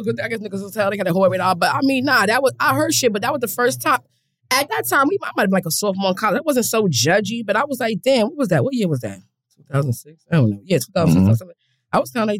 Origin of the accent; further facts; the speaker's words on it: White Plains, New York, United States; Plains, New York, born and raised.